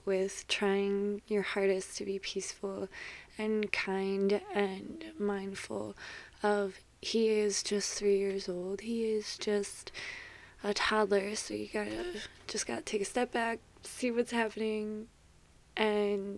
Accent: Chicago area, Illinois, United States; I grew up and still currently live in Chicago

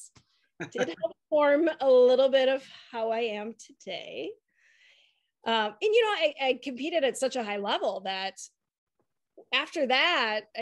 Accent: Detroit, Michigan, United States; moved away as an adult; also born or lived in Milwaukee, Wisconsin; I grew up in Detroit. But I moved to Milwaukee to go to Marquette

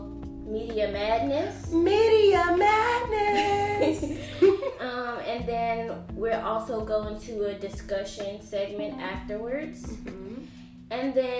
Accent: Dallas, Texas, United States; I'm from Dallas, Texas

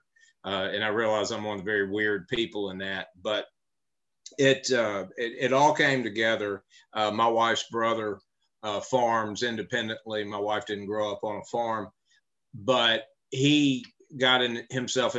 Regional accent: Memphis, Tennessee, United States; I grew up in Memphis, Tennessee

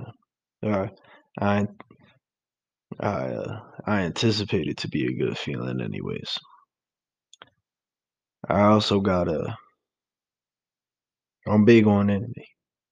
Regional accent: New York, United States; I'm from New York

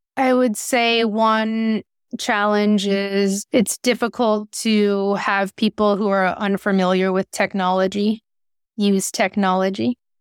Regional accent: Concord, California, United States; also born or lived in San Francisco, California; I was born in San Francisco in the Mission District, and my parents and grandparents were community organizers, and I grew up in Concord and went to Concord High School.

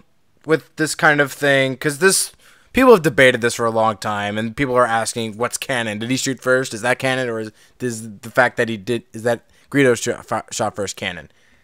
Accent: United States; I'm an American, darn it.

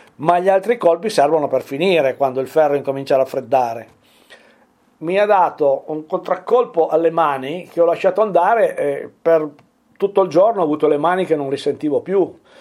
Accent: Piedmont, Italy; also born or lived in Mombello di Torino (father's village); queste appartengono al nostro dialetto

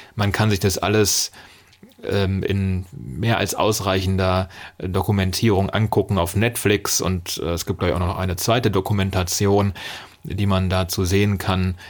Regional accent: Germany; als äh, Deutscher

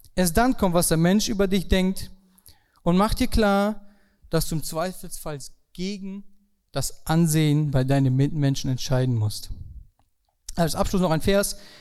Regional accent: Germany; Bei uns in Deutschland

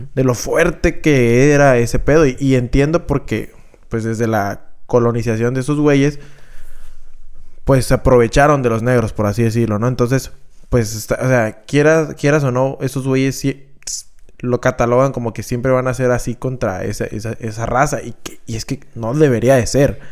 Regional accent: Mexico; somos los mexicanos

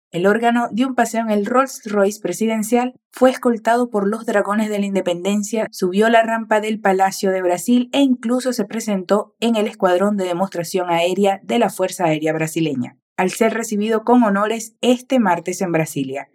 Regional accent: Venezuela; tu profe venezolana de español

